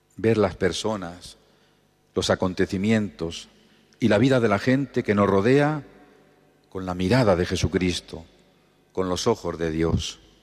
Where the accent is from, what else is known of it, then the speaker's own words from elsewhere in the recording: Los Cerralbos, Castilla-La Mancha, Spain; now in Albacete, Spain; mi pueblo natal, los Cerralbos